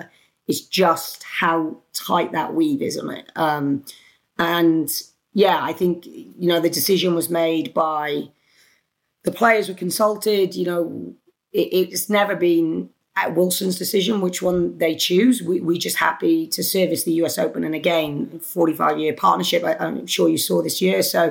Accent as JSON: {"language": "English", "country": "United Kingdom", "accent": "British", "said": "it's my British accent."}